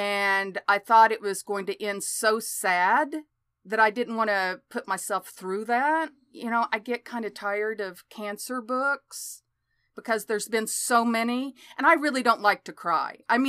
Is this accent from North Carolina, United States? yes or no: no; Oklahoma, United States; born or raised there